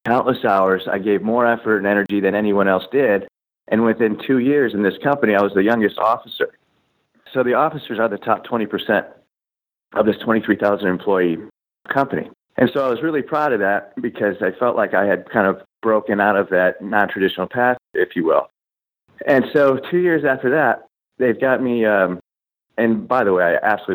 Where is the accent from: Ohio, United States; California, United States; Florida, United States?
Ohio, United States; Cleveland; I grew up in Cleveland